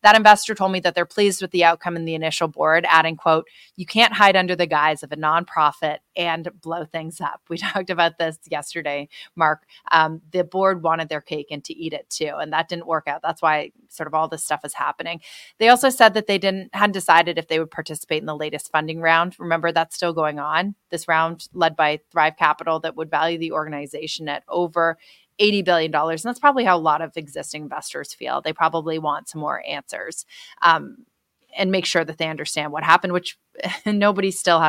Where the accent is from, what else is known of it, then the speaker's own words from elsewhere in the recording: Canada; moved away; But as you know, I'm Canadian.